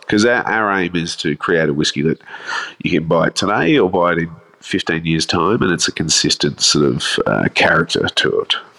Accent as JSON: {"language": "English", "town": "Adelaide", "region": "South Australia", "country": "Australia", "tie": "born or raised there", "moved": "yes", "lives_now": "Melbourne, Australia", "said": "I grew up in Adelaide"}